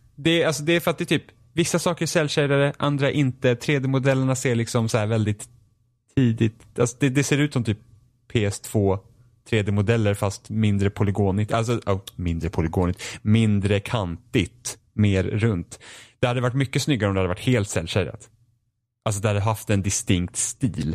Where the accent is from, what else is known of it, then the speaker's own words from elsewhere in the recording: Finland; Jag är finne